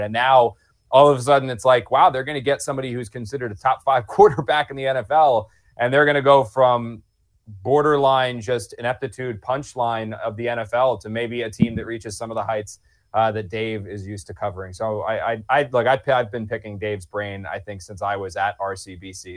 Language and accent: English; New Jersey, United States; moved away; I grew up in South Jersey